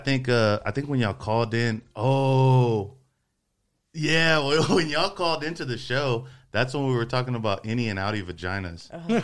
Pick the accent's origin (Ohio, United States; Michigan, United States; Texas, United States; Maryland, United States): Texas, United States; Brazoria County; born or raised there; moved away